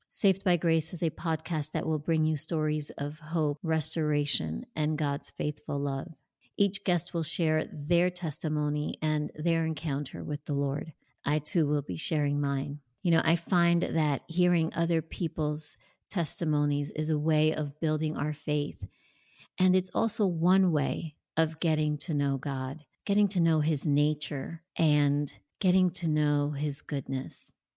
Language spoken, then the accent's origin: English; New Jersey, United States; born or raised there; moved away as an adult; now in Tampa, United States